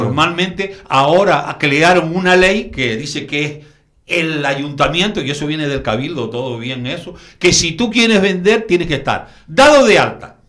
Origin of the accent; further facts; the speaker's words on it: Canary Islands, Spain; yo como canario